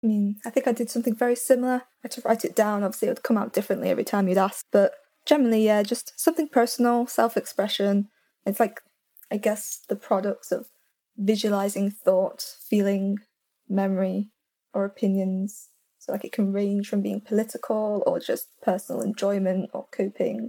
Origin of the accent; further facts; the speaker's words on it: United Kingdom; I'm the British one